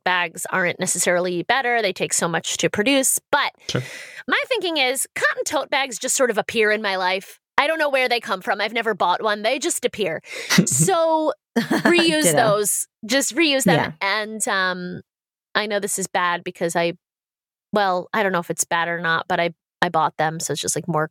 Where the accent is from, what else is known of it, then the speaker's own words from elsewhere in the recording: United States; as an American